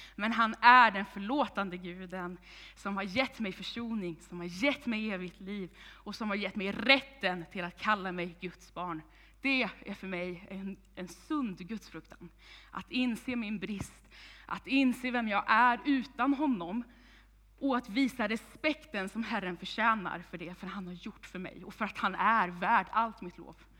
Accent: Vänersborg, Västra Götaland, Sweden; now in Tibro, Sweden; Jag kommer ursprungligen från Vargön, Vänersborg, men är ungdomspastor i den här församlingen

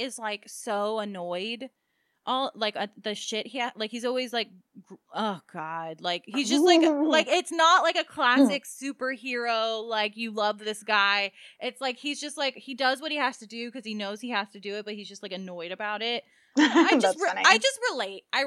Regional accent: Maryland, United States; now in South Florida, United States; we grew up in Maryland

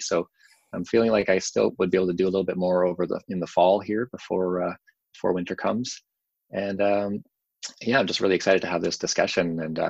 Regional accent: Saskatchewan, Canada; also born or lived in Toronto / Vancouver; now in Winnipeg, Canada; I'm in Winnipeg right now, which is where I made my home after growing up in Saskatchewan and spending time in Toronto and Vancouver before that, before I came here.

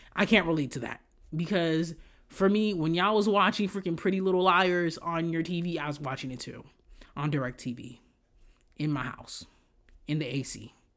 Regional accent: Haiti; moved away; The way I grew up in Haiti, the shit where y'all see where, oh, they're living in, like, these houses, I didn't live like that in Haiti

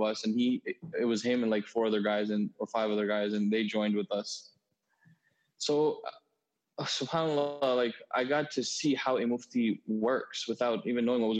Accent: Huntington, New York, United States; I'm from Huntington, Long Island

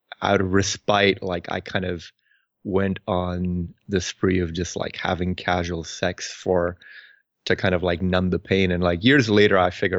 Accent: Pakistan; moved away as an adult; now in United States; I was born and raised in Pakistan. I came to the U.S. when I was about 18 or 19 years old

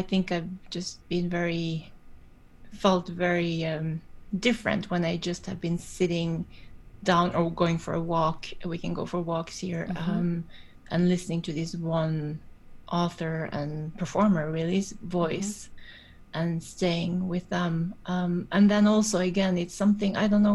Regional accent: Norway; I grew up in Norway

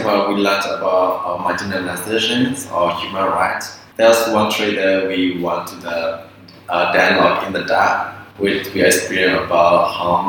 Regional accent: Myanmar; I'm from Myanmar

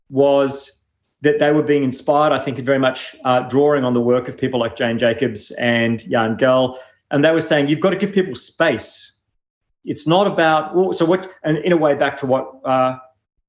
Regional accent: New Zealand; moved away as an adult; now in Melbourne, Australia; I grew up in New Zealand and then came here broadly to study architecture

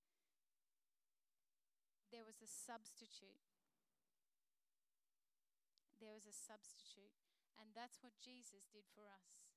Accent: Queensland, Australia; I'm a Queenslander

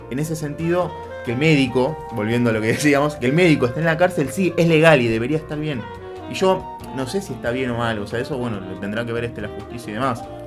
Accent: Argentina

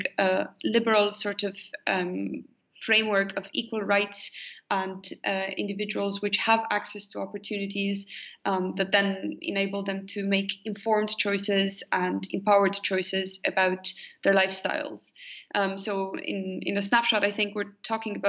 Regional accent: Romania; moved away as an adult; also born or lived in United States; I was born in Romania

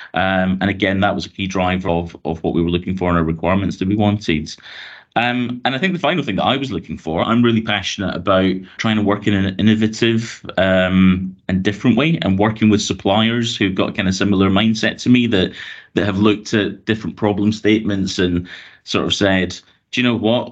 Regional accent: Glasgow, Scotland, United Kingdom; moved away as an adult; also born or lived in London; now in Hertfordshire, United Kingdom; you might have guessed from my accent, I'm originally from Glasgow in Scotland

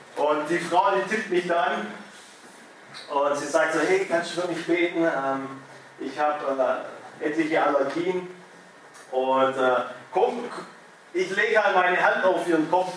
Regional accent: Germany; ich als Deutscher

